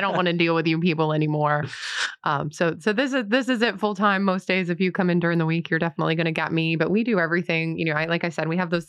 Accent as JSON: {"language": "English", "region": "New York", "country": "United States", "moved": "yes", "lives_now": "Huntersville, NC, United States", "said": "I'm from New York"}